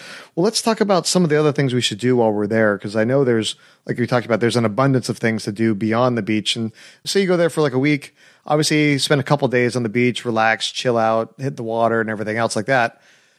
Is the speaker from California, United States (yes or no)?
yes; Southern California, United States; I'm from Southern California. We have lights everywhere and we probably see like three stars in the sky.